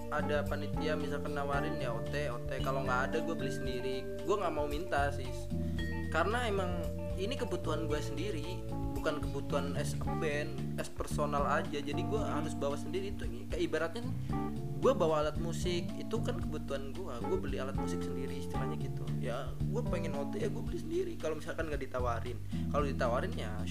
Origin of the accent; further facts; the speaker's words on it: Jakarta, Indonesia; karena gue dari Jakarta gue gue rekaman di sini